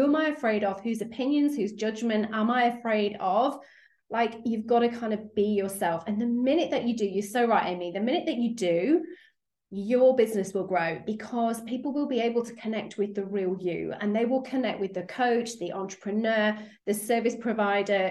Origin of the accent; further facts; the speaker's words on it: United Kingdom; accent: British; As you can probably hear from my accent, I'm over in the UK